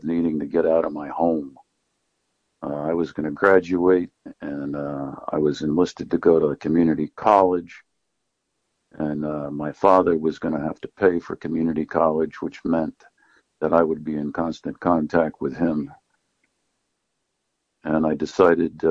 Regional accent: New Paltz, New York, United States; also born or lived in Maine; I grew up in New Paltz, New York, which is where I'm speaking from at the moment. And I was born here, and I spent most of my life here

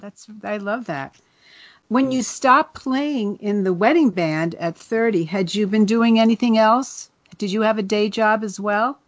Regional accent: the Jersey Shore, New Jersey, United States; I'm from down the shore myself

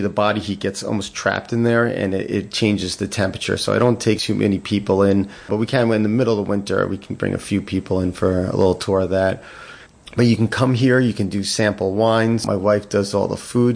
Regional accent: Mahwah, New Jersey, United States; moved away; I'm originally from Mahwah, New Jersey

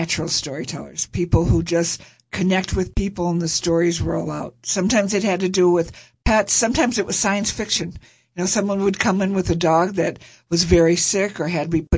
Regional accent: Farmington, Michigan, United States; also born or lived in Detroit, Michigan; now in Equinox, United States; originally I was born in Detroit. And when I was about 6 or 7, we ended up moving out to Farmington, which was very rural then

